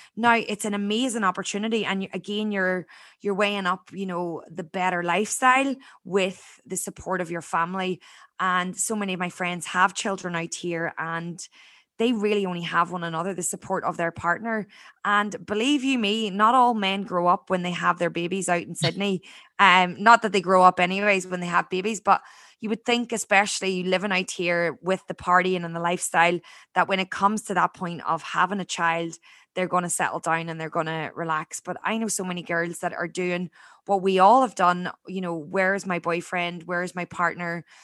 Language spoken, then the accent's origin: English; Ireland; born or raised there; moved away as an adult; now in Australia